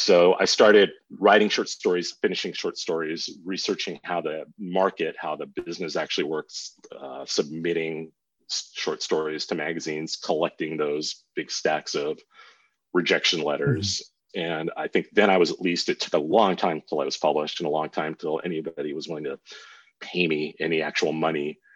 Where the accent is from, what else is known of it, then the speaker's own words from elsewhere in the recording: Los Angeles, California, United States; I grew up in Southern California, Venice, Culver City, West